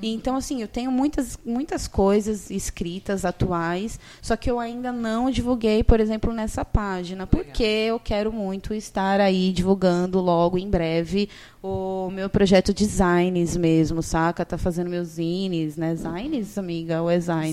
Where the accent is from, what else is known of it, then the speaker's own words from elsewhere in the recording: São Vicente, São Paulo, Brazil; Eu sou de São Vicente, gente, né? Não sou de Santos, eu sou de São Vicente, moro em São Vicente